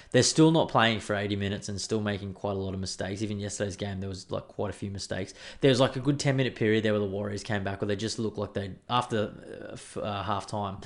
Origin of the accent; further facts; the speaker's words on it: Queensland, Australia; I'm a Queenslander